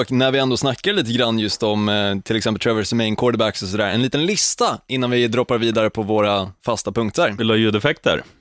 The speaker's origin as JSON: {"language": "Swedish", "region": "Södermanland", "country": "Sweden", "said": "jag som är sörmlänning"}